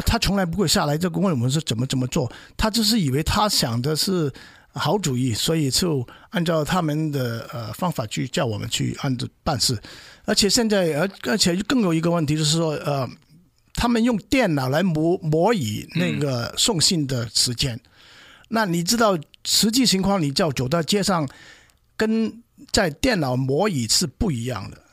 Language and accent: Chinese; China; moved away as an adult; now in United States; 像像我们中国人做事也不会乱来的